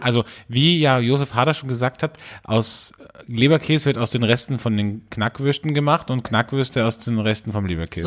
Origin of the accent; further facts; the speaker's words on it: Austria; bei uns in Österreich